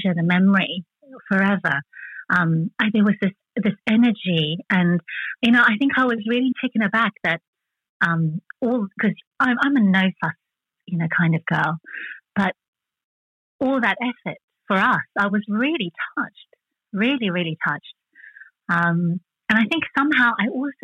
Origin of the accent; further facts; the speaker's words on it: South Africa; English is a second language; moved away; growing up in South Africa